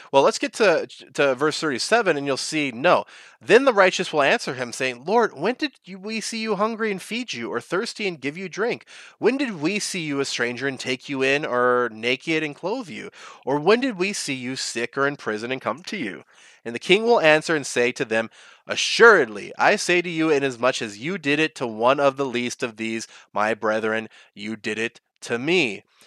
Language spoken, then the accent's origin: English; United States; I am an American